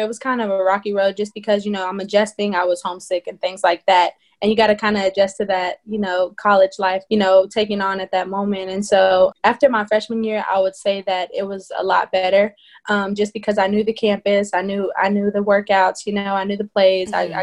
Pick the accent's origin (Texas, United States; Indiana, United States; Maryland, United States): Texas, United States; Madisonville; I'm originally from Madisonville, Texas